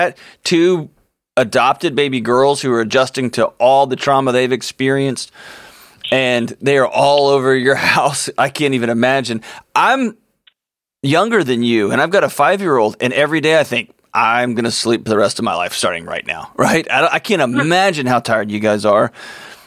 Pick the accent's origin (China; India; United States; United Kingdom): United States; Houston, Texas; my hometown in Houston, Texas